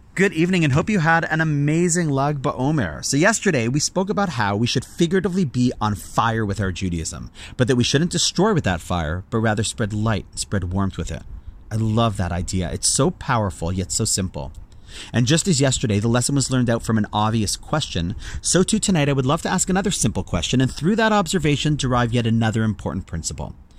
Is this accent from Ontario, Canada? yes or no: yes; Toronto, Ontario, Canada; my hometown of Toronto